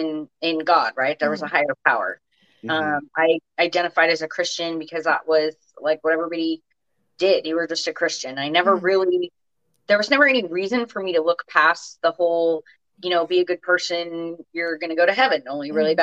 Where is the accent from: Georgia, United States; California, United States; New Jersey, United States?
California, United States; Orange County; I grew up in Orange County, so I'm the last of six kids